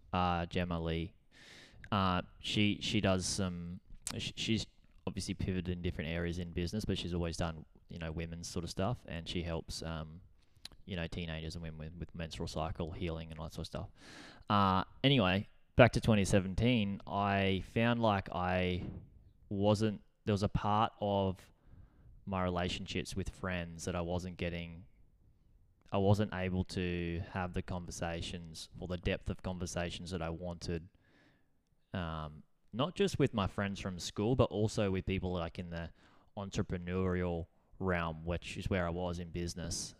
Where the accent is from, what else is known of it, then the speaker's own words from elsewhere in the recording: Gold Coast, Queensland, Australia; living in Burley on the Gold Coast, we moved up when I was, like, our family moved up when we were ten